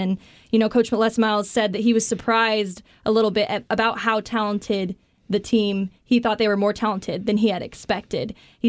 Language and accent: English; Garden City, Kansas, United States; Garden City, Kansas. That is the place of beauty. Down there in western Kansas, not a lot of people have been